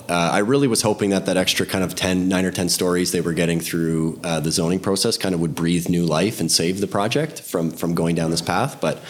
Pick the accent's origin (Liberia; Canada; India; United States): Canada; Windsor, Ontario; moved away; I'm kind of from the Windsor area